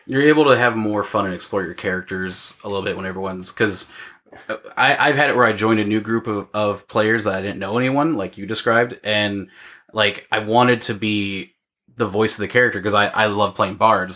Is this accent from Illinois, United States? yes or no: yes; Illinois, United States; now in Iowa, United States; Ben and I grew up in Illinois